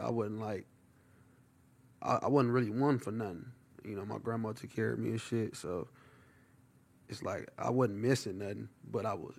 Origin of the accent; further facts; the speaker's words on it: Compton, California, United States; Dominguez High School, Dominguez Don, real Compton, no faking.